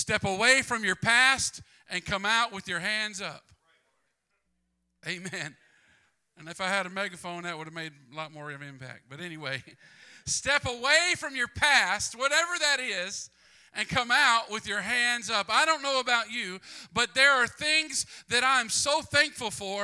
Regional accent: Mississippi, United States; I'm from Mississippi

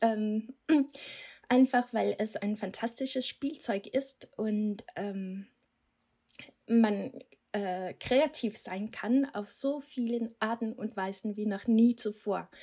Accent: Denmark; German is a second language; moved away; Ich komme aus Dänemark, deswegen habe ich diesen komischen Akzent

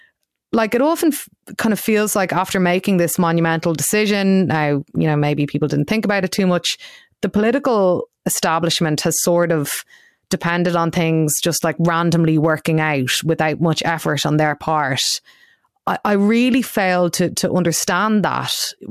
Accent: Ireland; especially as Irish people who hear all of this discussion from our own politicians, you know, Simon Coveney going on BBC radio

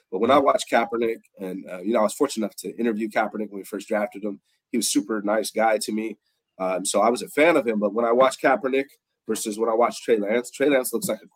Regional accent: Bay Area, California, United States; I was born in 79 in the Bay Area

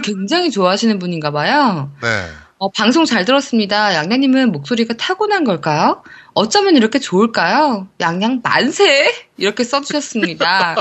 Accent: Seoul, South Korea; 제가 사실 서울 사람이라서 제가 이 경상도 사투리를 잘 못하거든요.

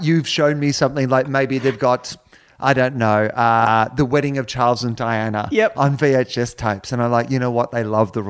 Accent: Australia

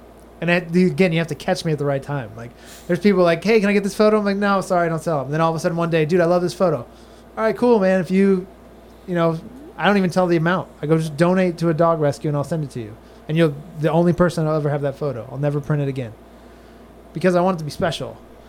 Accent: San Diego, California, United States; now in Florida, United States; San Diego.

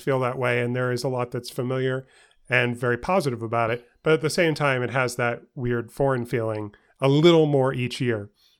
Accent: New York City, New York, United States; where I grew up in New York City with mm-hmm. my parents in Queens.

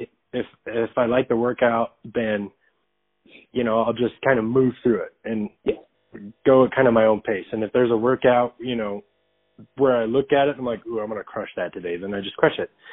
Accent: Arizona, United States; I'm from Arizona

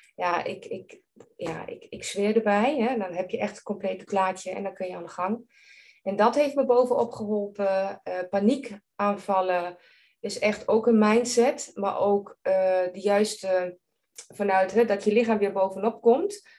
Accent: Germany; Dutch is a second language; moved away as an adult; now in Netherlands; ik ben geen Nederlandse. Ik ben Duits

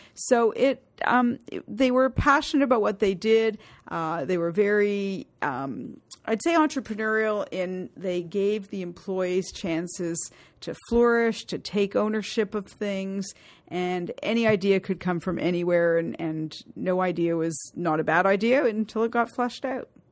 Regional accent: Toronto, Ontario, Canada; Toronto, born and bred

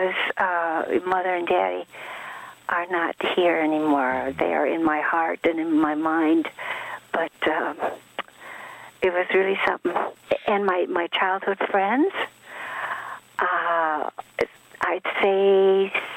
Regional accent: Fox Lake, Illinois, United States; English is a second language; also born or lived in Stockholm, Sweden / Valsjöbyn, Sweden; we went to a little town, well, it was little then, called Fox Lake, Illinois

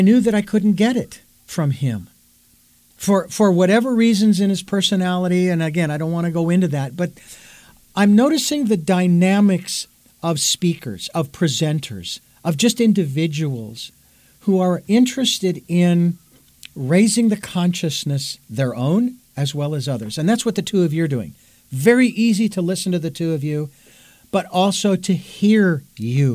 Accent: Phoenix, Arizona, United States; Phoenix, Arizona, my hometown where I was born and raised

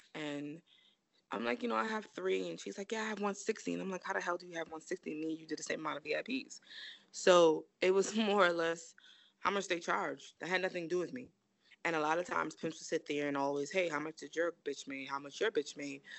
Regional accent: New York City, New York, United States; I'm from Brooklyn, I'm from Flatbush, and I lived in the area of Church Avenue.

